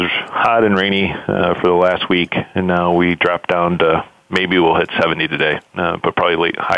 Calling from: Detroit, Michigan, United States; Uh, I'm sitting in Detroit, Michigan, in our, in our head office here uh, in the Renaissance Center.

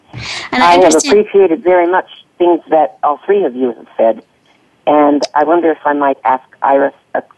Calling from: Sunriver, Oregon, United States; I'm calling today from Sun River, Oregon, near Bend, in the mountains.

